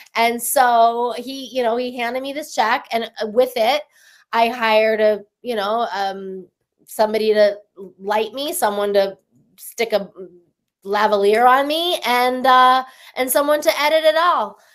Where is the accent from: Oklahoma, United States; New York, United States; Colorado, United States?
Colorado, United States; Denver; moved away as an adult; also born or lived in Taos, New Mexico; now in Los Angeles, United States; I'm from Denver